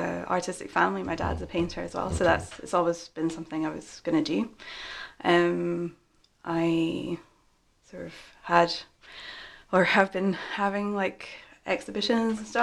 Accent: Aberdeen, Scotland, United Kingdom; also born or lived in Edinburgh

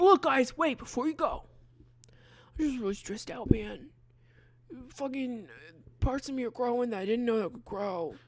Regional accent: Hatfield, Pennsylvania, United States; my hometown.

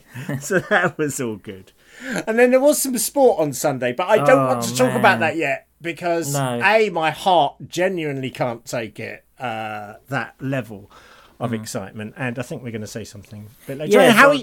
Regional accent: United Kingdom; We feel bad about it because we're British.

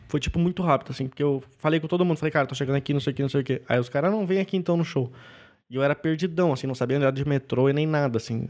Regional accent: Canela, Rio Grande do Sul, Brazil; moved away as an adult; also born or lived in São Leopoldo; now in São Paulo, Brazil; morei 18 anos em Canela e depois fui para São Leopoldo fazer faculdade

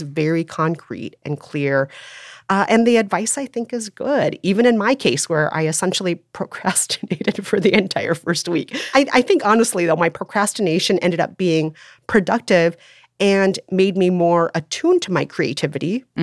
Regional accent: Bloomington, Minnesota, United States; I grew up primarily in Bloomington, Minnesota.

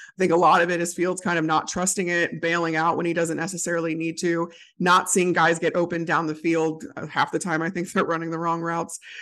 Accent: outside Chicago, Illinois, United States; I grew up outside Chicago, grew up a Bears fan

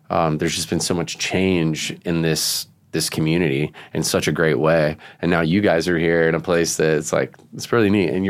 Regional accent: Vero Beach, Florida, United States; I grew up with Marty in Vero Beach, Florida.

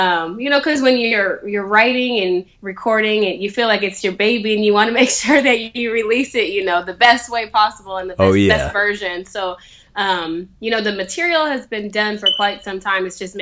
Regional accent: Sacramento, California, United States; now in Los Angeles, United States; I'm from Sacramento, but I live in Los Angeles now.

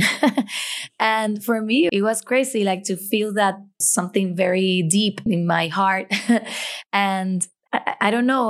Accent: Puerto Rico; as a Puerto Rican

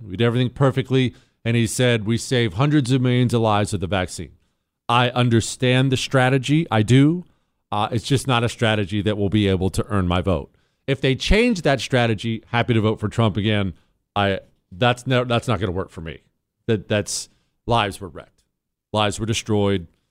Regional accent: Toronto, Ohio, United States; moved away; also born or lived in Steubenville, Ohio; I was born in Steubenville, Ohio, grew up when I was ten, until I was ten in Toronto, Ohio

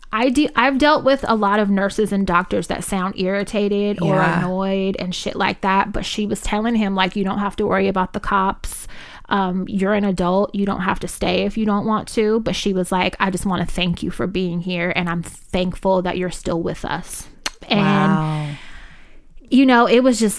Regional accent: Richmond, California, United States; I'm from North Richmond. That's where I grew up. That's my side of town

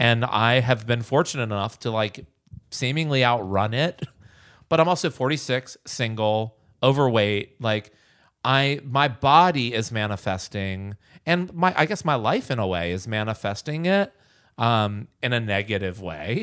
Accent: Bird's Nest, Virginia, United States; moved away as an adult; also born or lived in New York City / Los Angeles; I'm from Bird's Nest, Virginia

